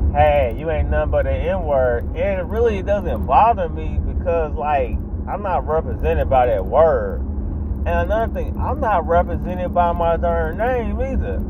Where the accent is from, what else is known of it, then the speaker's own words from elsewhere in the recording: United States; I live in America, I'm an American